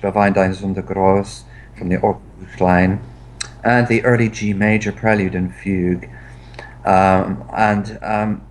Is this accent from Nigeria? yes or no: no; England, United Kingdom; I'm English